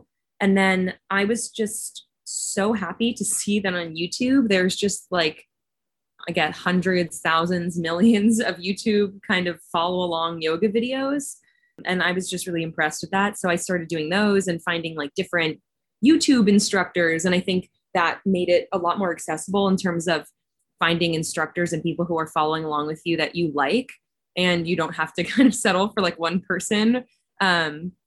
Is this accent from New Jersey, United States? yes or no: yes; Northern New Jersey, United States; also born or lived in Massachusetts; I grew up in Northern New Jersey